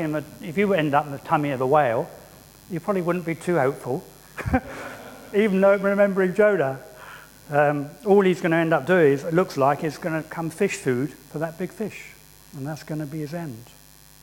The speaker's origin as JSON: {"language": "English", "region": "England", "country": "United Kingdom", "said": "as English people, and I'm the stereotypical English person"}